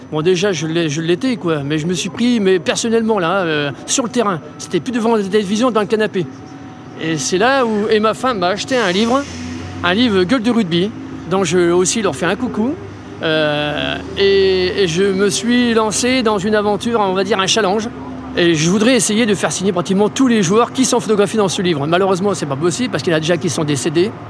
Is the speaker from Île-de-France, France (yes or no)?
no; about twenty kilometres from Dax, Nouvelle-Aquitaine, France; à Dax euh, Oui, non, enfin à côté, euh, une vingtaine de kilomètres.